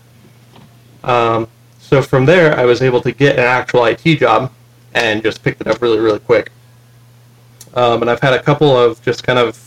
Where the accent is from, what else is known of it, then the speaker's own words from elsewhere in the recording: Texas, United States; now in Utah, United States; I'm originally from Texas